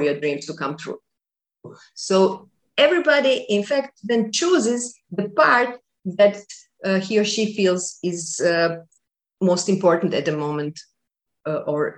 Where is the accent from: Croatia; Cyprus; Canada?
Croatia; I was doing buildings only around Croatia, because I'm from Croatia.